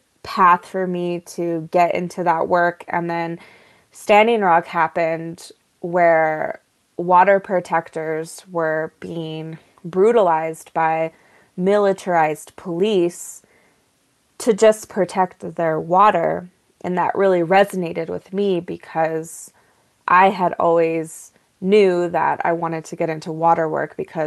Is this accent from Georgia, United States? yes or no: no; Sandia Pueblo, New Mexico, United States; I am from Sandia Pueblo